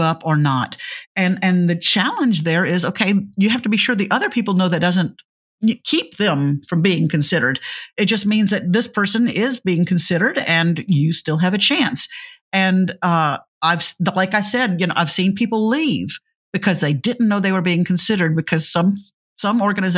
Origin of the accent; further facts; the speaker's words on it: Louisiana, United States; I'm from Louisiana